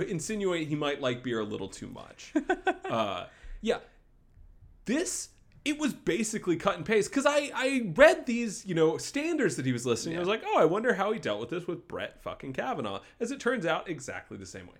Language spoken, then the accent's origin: English; Wake Forest, North Carolina, United States; in my hometown of Wake Forest, North Carolina